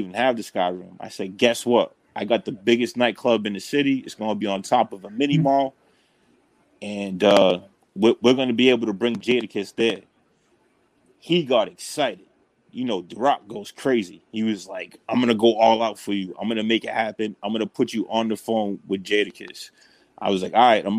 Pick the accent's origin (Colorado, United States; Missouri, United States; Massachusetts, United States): Massachusetts, United States; New Bedford; my hometown, to New Bedford